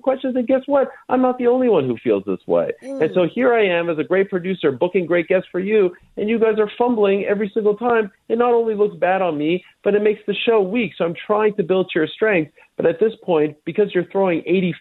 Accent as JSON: {"language": "English", "town": "Montreal", "region": "Quebec", "country": "Canada", "tie": "born or raised there", "said": "I grew up in Montreal"}